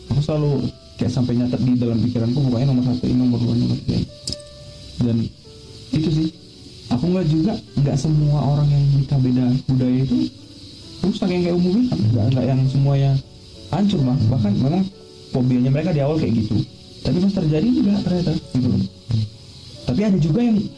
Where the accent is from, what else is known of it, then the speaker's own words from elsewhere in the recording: Medan, North Sumatra, Indonesia; born there; Tapi aku lahir di Medan.